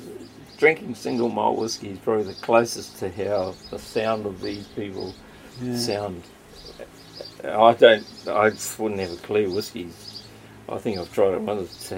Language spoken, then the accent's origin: English; Waikato, New Zealand; I mean, I'm from the Waikato, I'm from Tainui.